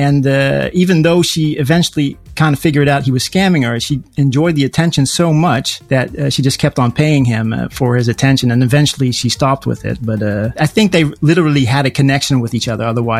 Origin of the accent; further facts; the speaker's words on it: United States; now in Helmond, Netherlands; I speak English a lot in the weekend and stuff like that. So, and I grew up in America, so that should explain that.